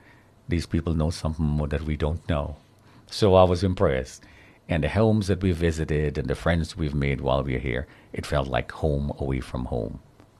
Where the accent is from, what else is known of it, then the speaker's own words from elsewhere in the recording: Guyana; moved away as an adult; now in New York City, United States; So I was born in British Guiana, South America, topmost part. The British colonized that part, and we became an English-speaking country. And when I was about mid-20s, I came to America. America became home, and I never went back to Guyana.